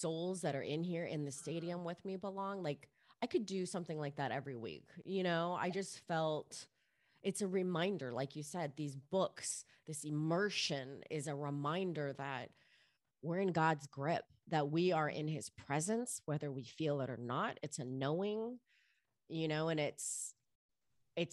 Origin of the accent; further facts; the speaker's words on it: Miami, Florida, United States; I grew up in Miami in the clubs